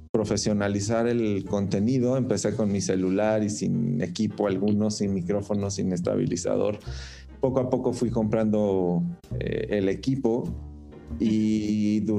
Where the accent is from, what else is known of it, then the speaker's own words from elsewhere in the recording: Arandas, Jalisco, Mexico; compartir la región de los Altos de Jalisco, que es de donde soy yo. Yo soy de Arandas, Jalisco.